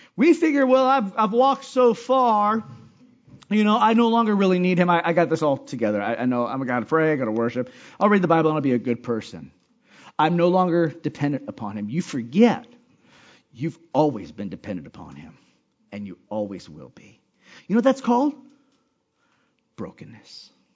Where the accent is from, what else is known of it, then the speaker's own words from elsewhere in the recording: Hawaii, United States; I'm from Hawaii